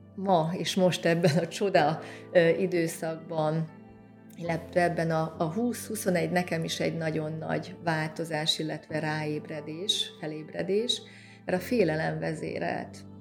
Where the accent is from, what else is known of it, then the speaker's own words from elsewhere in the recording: Szeged, Csongrád-Csanád, Hungary; moved away as an adult; also born or lived in Budapest; Szegeden születtem, a szegedi ö, büszke ságváristák ö, ö, köréthez tartozom én is